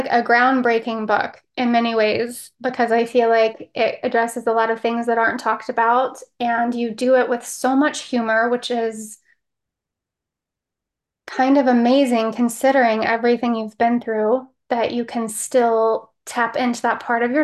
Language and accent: English; Texas, United States; moved away; also born or lived in Los Angeles; I grew up in Texas